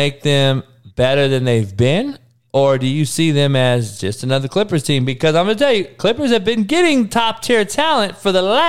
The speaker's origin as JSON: {"language": "English", "town": "Los Angeles", "region": "California", "country": "United States", "tie": "born or raised there", "said": "L.A. is my hometown."}